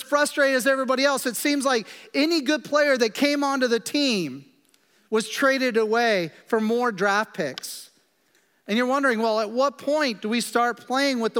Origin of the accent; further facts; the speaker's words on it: Kansas, United States; I'm from Kansas